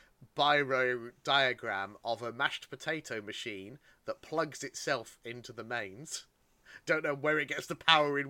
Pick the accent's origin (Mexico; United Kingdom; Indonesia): United Kingdom; I am British. I was raised on tea.